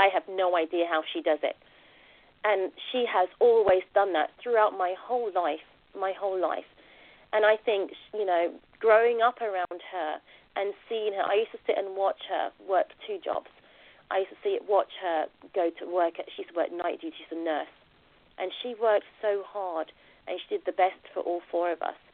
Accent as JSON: {"language": "English", "region": "London", "country": "United Kingdom", "tie": "born or raised there", "also_born_or_lived": "Jamaica", "said": "I was born in Plaistow, East London, and I went to an all-girl Catholic secondary school"}